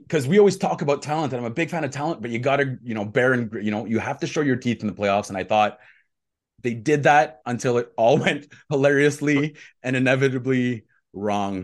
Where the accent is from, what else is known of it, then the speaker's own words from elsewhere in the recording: Quebec, Canada; je suis le seul Québécois ici